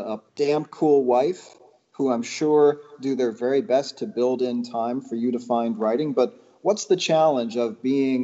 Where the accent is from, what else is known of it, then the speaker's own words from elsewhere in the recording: Northbrook, Illinois, United States; Northbrook, where you and I grew up outside Chicago